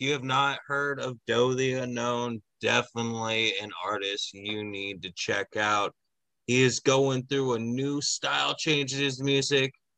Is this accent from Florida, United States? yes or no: no; San Diego, California, United States; also born or lived in Fox Cities, Wisconsin; now in Wisconsin, United States; my hometown, San Diego